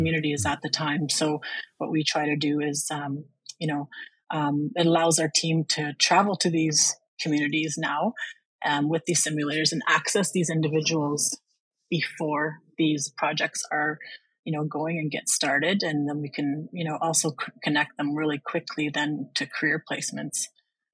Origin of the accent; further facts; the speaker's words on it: Red Rock Indian Band, Lake Helen Reserve, Ontario, Canada; I'm from Red Rock Indian Band from Lake Helen Reserve.